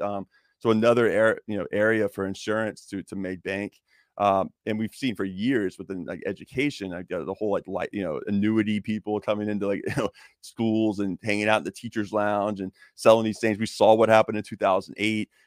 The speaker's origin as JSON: {"language": "English", "town": "Jacksonville", "region": "Florida", "country": "United States", "tie": "born or raised there", "said": "I was coaching inner city high school football in Jacksonville, Florida, my hometown"}